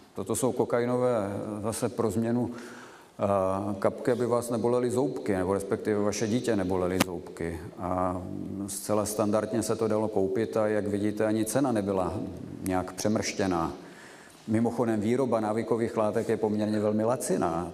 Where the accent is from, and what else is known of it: Czechia